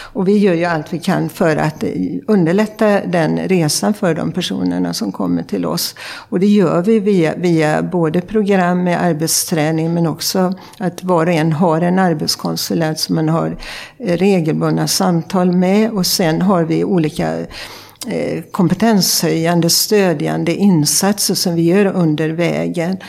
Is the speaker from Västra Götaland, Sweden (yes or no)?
yes; Sjuhäradsbygden, west coast of Sweden, Västra Götaland, Sweden; also born or lived in Uppsala; now in Stockholm, Sweden; jag kommer från det man brukar kalla Sveriges framsida. Jag kommer från västkusten och från eh, Sjuhäradsbygden.